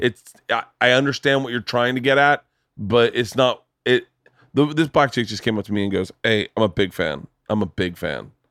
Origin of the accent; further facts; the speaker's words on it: Tampa, Florida, United States; moved away; I grew up in Florida in the seventies, eighties.